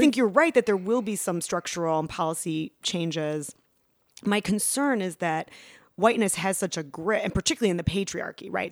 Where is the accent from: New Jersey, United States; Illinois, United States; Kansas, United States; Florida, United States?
Illinois, United States; Chicago; I was raised in the Chicago public schools